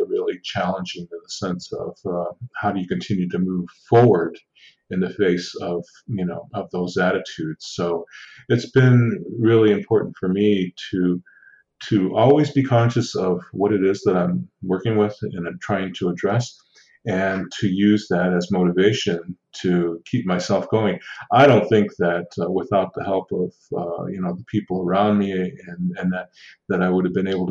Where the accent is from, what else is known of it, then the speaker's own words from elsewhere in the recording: Six Nations Reserve, Southern Ontario, Canada; now in Ottawa, Canada; I'm Indigenous from the Six Nations Reserve in Southern Ontario